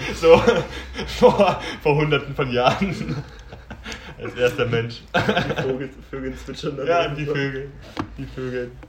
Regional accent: Franconia, Bavaria, Germany; ich bin Franke

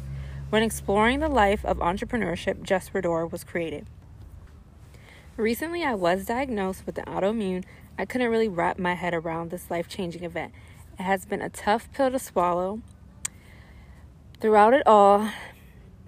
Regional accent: Silver Spring, Maryland, United States; moved away as an adult; also born or lived in New York; I'm from Silver Spring, Maryland, born and raised. Moved to New York for college

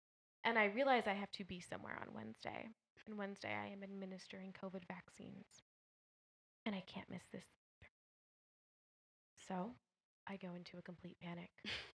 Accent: the Bay Area, California, United States; now in Las Vegas, United States; even though I'm from the Bay.

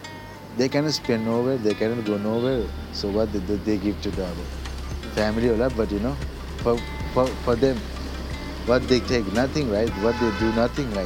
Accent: Kalimpong, West Bengal, India; first language Nepali; English is a second language; moved away as an adult; also born or lived in Darjeeling / Pokhara, Nepal / Lyon, France; From my hometown, Kalimpong

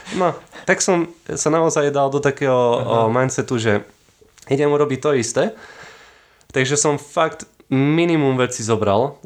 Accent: Kysuce, Žilina Region, Slovakia; ja som o, z Kisuc

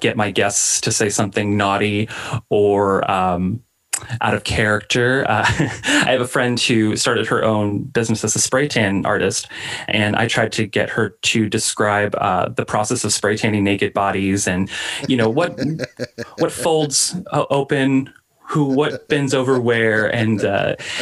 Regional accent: Oklahoma, United States; I was born and raised in Oklahoma.

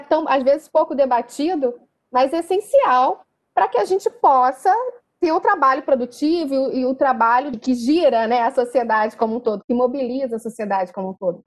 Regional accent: Rio de Janeiro, Brazil; eu sou da Tijuca, e na Tijuca a gente tem o famoso carro do camarão de Cabo Frio

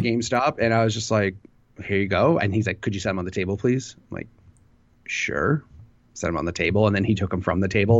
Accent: Illinois, United States; I'm from Illinois

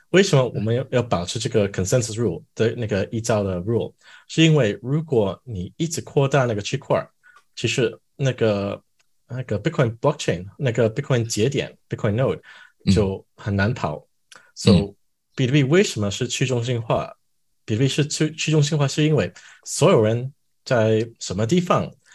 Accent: Canada; Chinese is a second language; also born or lived in Chengdu, China / Shanghai, China; 我也搬回加拿大，我是加拿大人

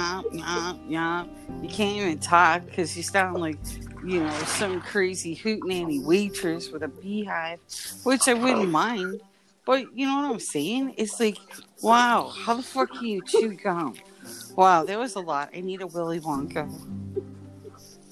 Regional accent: Chicago, Illinois, United States; I'm from Chicago

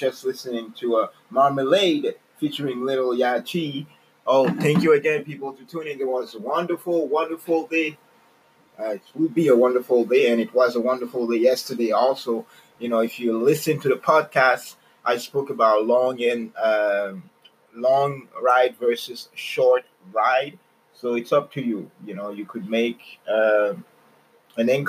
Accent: Canada; I'm Canadian. You know, my mom, she's American

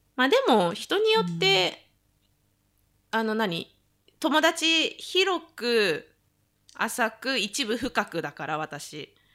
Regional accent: Saitama, Japan; moved away as an adult; now in Nagano, Japan; 私、大宮出身で

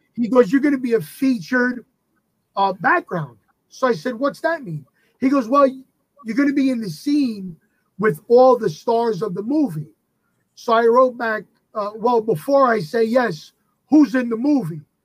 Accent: New York City, New York, United States; I come from the Bronx, New York. I still live here.

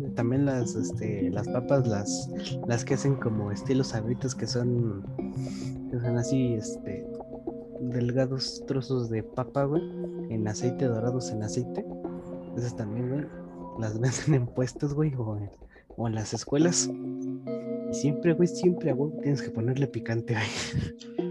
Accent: Mexico; yo soy mexicano

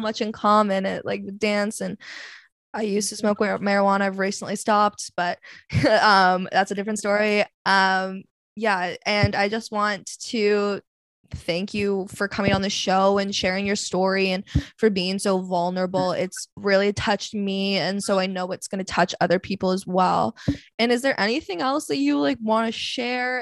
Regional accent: Vancouver, British Columbia, Canada; I'm from Vancouver

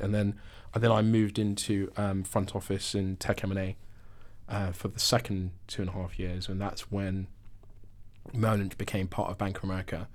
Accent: Mitcham, London, United Kingdom; I'm from South London, so depending who I'm talking to, I'm either from Wimbledon

